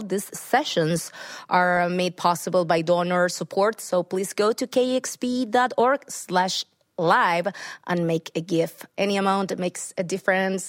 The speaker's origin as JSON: {"language": "English", "country": "Argentina", "said": "we are all from Argentina"}